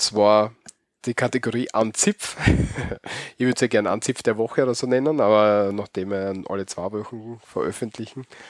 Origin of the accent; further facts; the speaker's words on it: Austria; accent: Austrian (Bavarian); Aus dem Bajovarischen kommt da unser Dialekt her